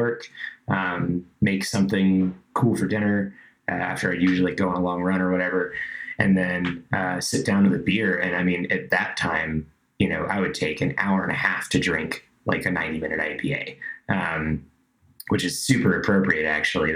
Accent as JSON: {"language": "English", "region": "Georgia", "country": "United States", "tie": "born or raised there", "moved": "yes", "said": "I was living in Georgia, I grew up in Georgia"}